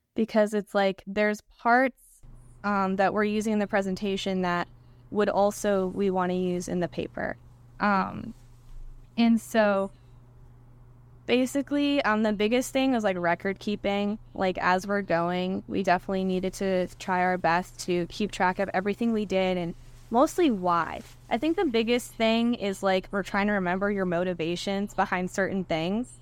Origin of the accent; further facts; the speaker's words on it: Tyngsborough, Massachusetts, United States; moved away as an adult; I grew up in Tingsboro, Massachusetts